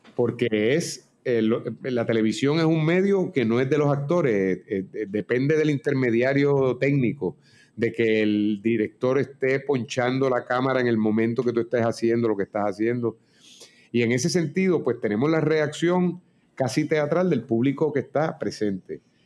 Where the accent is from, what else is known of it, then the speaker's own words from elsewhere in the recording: Puerto Rico; los íbaros, nosotros